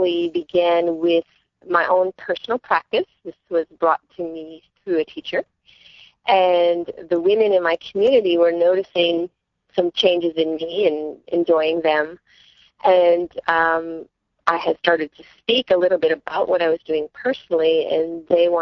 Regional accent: Canada

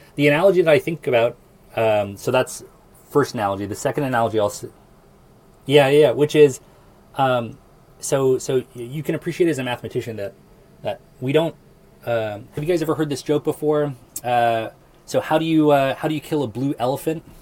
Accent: Lincoln, Nebraska, United States; I'm from Lincoln, Nebraska

